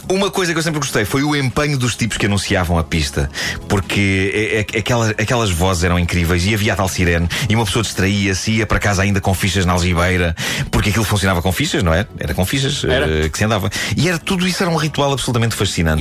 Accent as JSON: {"language": "Portuguese", "region": "Lisbon", "country": "Portugal", "tie": "born or raised there", "said": "Eu vivi a minha infância em Lisboa"}